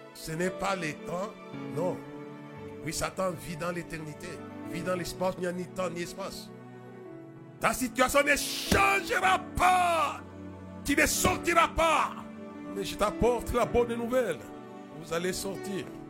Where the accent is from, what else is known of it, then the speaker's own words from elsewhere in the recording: Lubumbashi, Haut-Katanga, DR Congo; chez nous, à Lubumbashi